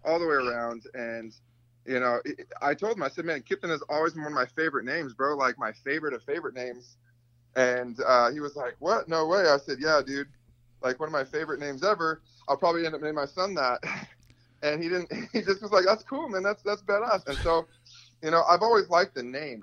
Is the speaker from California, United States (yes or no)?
yes; California, United States; in my hometown